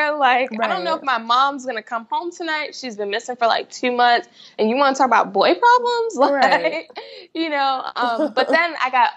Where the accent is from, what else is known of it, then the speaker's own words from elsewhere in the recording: New York City, New York, United States; moved away as an adult; now in Virginia, United States; I grew up in Queens, New York, and I spent the majority of my life there.